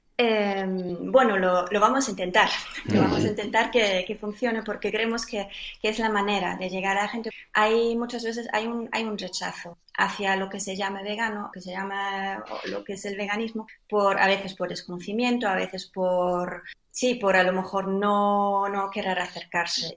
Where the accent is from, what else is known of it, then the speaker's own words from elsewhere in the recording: Germany; now in Spain; yo soy alemana, aunque ya llevo mucho tiempo viviendo en, en España